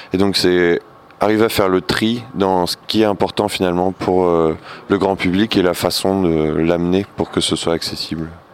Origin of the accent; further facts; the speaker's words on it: Nancy, Grand Est, France; Je viens aussi de l'Est, euh, de Nancy